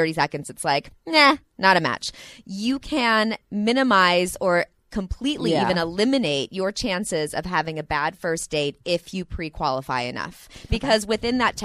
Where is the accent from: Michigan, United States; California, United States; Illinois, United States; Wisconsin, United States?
California, United States; Santa Monica; I'm from Santa Monica also